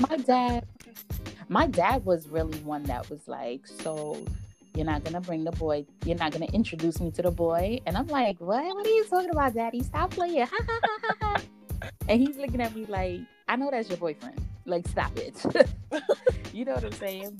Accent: United States; we're growing up in America

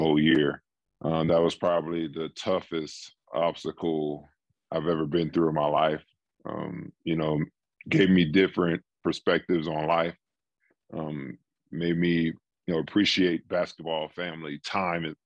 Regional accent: D.C. area, Maryland, United States; moved away as an adult; also born or lived in Seattle, Washington; I grew up in Maryland, D.C. area.

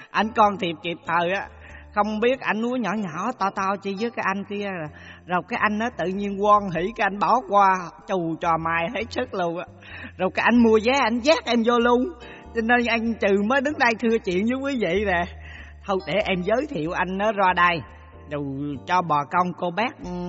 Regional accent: Quang Nam, Vietnam; Dạ em là người sinh ra và lớn lên ở xứ Quảng Ê

